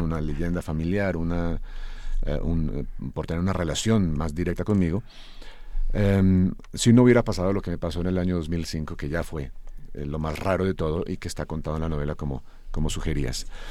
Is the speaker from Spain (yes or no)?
no; Colombia